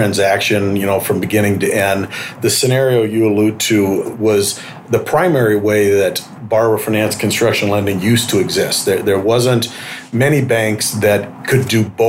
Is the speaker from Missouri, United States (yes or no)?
yes; St. Louis, Missouri, United States; moved away; I came from St. Louis originally.